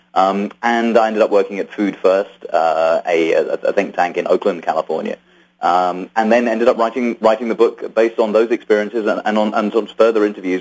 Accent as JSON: {"language": "English", "country": "United Kingdom", "tie": "born or raised there", "said": "I was born in Britain from immigrant parents"}